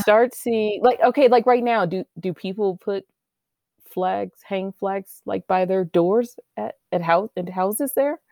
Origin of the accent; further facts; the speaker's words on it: United States; I live here, you know I'm American